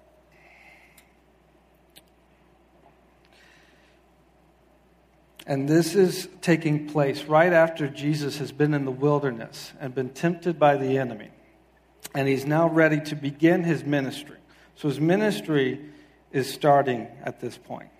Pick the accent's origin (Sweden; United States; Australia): United States; South Carolina; moved away as an adult; now in Quincy, Massachusetts, United States; I'm originally from the South. I grew up in South Carolina